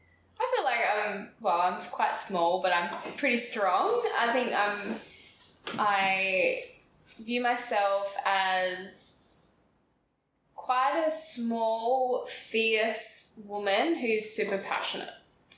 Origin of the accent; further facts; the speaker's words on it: Carnarvon, Western Australia, Australia; So I grew up in Carnarvon, and it's a bit of a country town north of Perth. So not a lot of people, not a huge population.